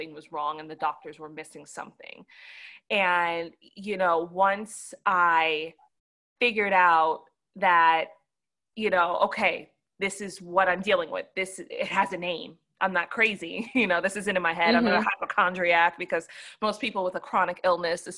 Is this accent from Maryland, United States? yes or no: no; New York, United States; now in Atlanta, United States; I'm originally from New York